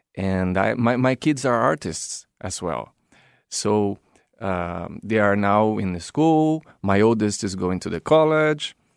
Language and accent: English; Brazil; moved away as an adult; I was living in my original country, is Brazil